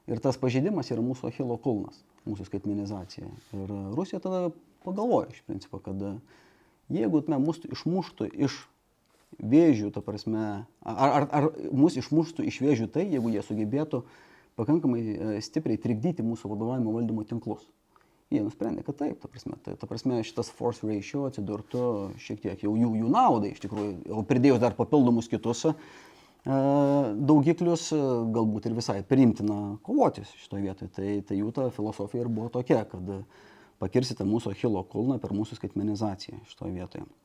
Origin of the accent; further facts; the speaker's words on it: Šiauliai, Šiauliai County, Lithuania; aš esu kilęs iš Šiaulių